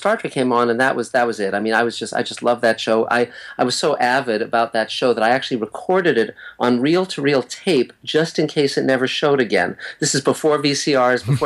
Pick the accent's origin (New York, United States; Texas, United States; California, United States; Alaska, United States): California, United States; Los Angeles; also born or lived in Santa Monica; I was born in Santa Monica and grew up in West Los Angeles in the Beverlywood section of LA.